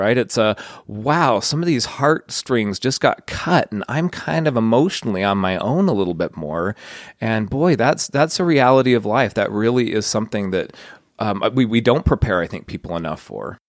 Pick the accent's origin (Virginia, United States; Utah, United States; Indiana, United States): Utah, United States; Layton; I grew up in Layton. I kinda had a pretty idyllic childhood